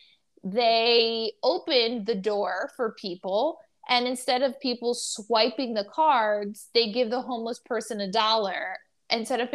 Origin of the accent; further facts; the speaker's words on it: New York City, New York, United States; as a New Yorker